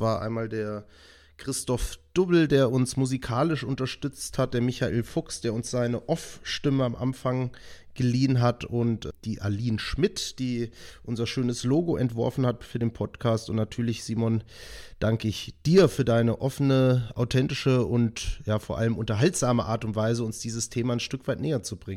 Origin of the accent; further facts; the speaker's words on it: Hesse, Germany; now in Kempten, Germany; Also ich habe wohne seit ja, jetzt sechseinhalb Jahren in Kempten im Allgäu. Ich bin ja eigentlich ursprünglich aus Nordhessen und habe schon in halb Deutschland gefühlt gelebt.